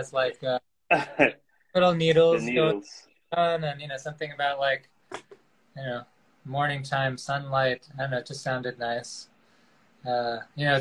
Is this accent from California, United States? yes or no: no; Port Washington, New York, United States; also born or lived in Queens, New York; now in Riverdale, Bronx, United States; I grew up in Long Island in a town called Port Washington.